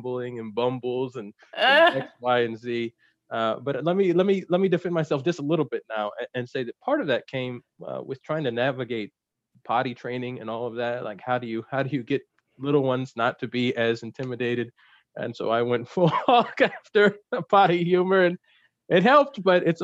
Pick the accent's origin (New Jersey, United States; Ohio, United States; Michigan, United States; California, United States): New Jersey, United States; also born or lived in South Carolina / Philadelphia; especially in New Jersey, where I spent most of my childhood. I was born in South Carolina. We moved and lived in Philly for a little bit, but then we more or less settled in New Jersey